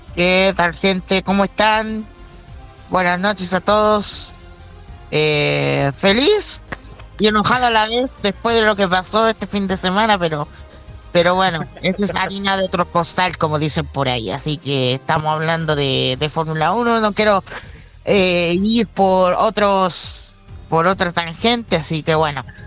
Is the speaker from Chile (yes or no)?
yes; Chile; soy chileno